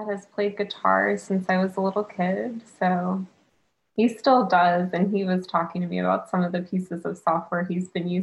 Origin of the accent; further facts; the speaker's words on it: outside of Pittsburgh, Pennsylvania, United States; moved away as an adult; now in Columbus, United States; I grew up about 40 minutes outside of Pittsburgh, and then for high school moved closer to the city, and then stayed in the city for college as well